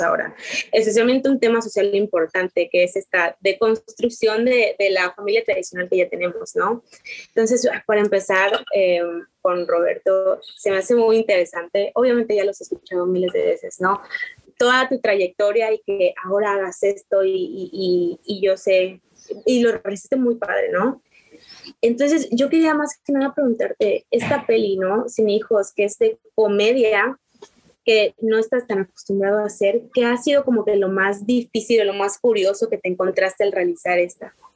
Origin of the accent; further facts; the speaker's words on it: Quintana Roo, Mexico; yo soy de Quintana Roo